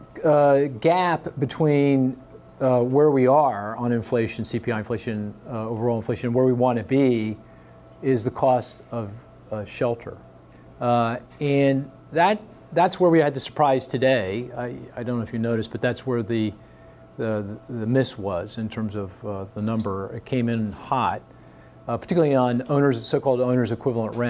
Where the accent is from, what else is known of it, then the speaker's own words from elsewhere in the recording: Philadelphia, Pennsylvania, United States; my hometown of Philly